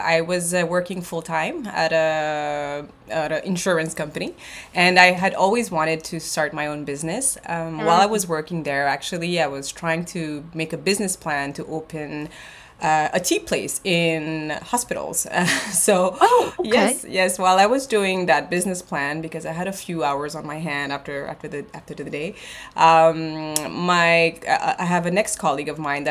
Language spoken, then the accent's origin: English; Montreal, Quebec, Canada; also born or lived in Seychelles; I'm originally, from Montreal, so school was in French